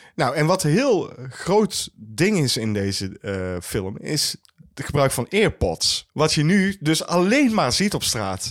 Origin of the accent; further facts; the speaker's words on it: Netherlands; wij als Nederlanders